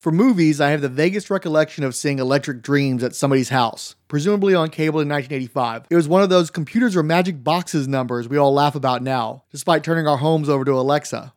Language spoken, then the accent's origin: English; the South, United States; I'm from the South and worked retail